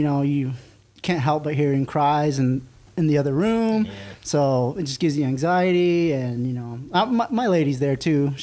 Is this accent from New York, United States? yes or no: no; Tuba City, Arizona, United States; I am born and raised here in Arizona, northern Arizona, to be specific. That is... I went to high school, Tuba City